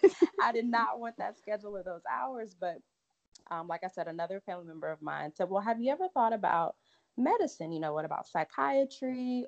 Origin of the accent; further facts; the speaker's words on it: Lake Charles, Louisiana, United States; moved away as an adult; also born or lived in Galveston, Texas / Memphis, Tennessee; now in Dallas, United States; I'm from Lake Charles, and Lake Charles, for anybody that's kind of familiar with Louisiana, is literally like 30 minutes from the border of Texas